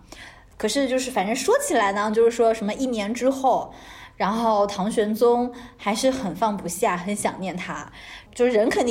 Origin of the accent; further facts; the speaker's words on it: China; 我们中国人复制的能力，你还怀疑吗？